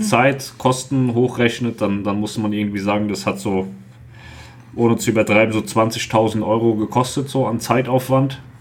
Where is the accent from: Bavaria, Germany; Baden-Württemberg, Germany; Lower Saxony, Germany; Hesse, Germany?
Hesse, Germany; Wir kommen ja aus, aus Hessen